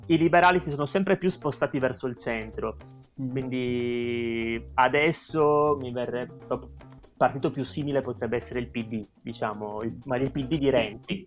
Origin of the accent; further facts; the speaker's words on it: Trieste, Friuli-Venezia Giulia, Italy; moved away as an adult; also born or lived in Wrocław, Poland; now in Warsaw, Poland; io sono di Trieste